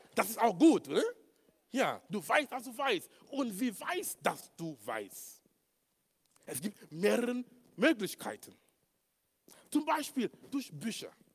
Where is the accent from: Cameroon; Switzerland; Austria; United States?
Cameroon; German is a second language; moved away; in Kamerun, wo ich herkomme